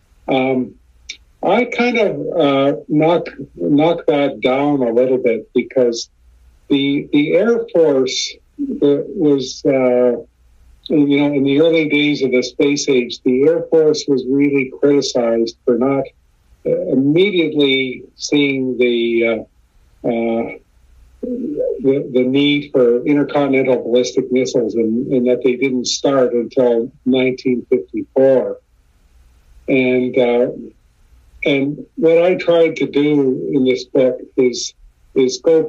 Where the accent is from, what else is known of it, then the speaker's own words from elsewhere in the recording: Canada; also born or lived in Victoria, British Columbia; I'm Canadian, and I live up in Victoria, BC